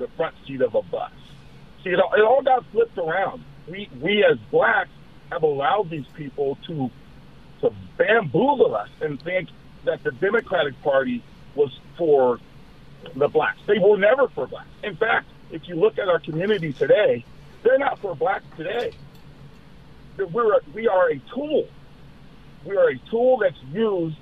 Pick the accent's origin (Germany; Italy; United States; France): United States; Southern California; moved away as an adult; also born or lived in Sacramento, California; I grew up in Southern California